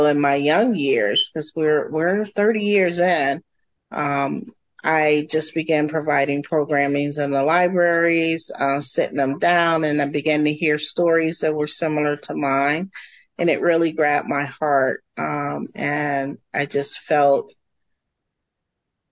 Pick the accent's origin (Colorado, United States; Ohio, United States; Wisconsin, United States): Ohio, United States; Cleveland; also born or lived in Columbus, Ohio; I am originally from Cleveland, Ohio, and have roots in the Columbus area as well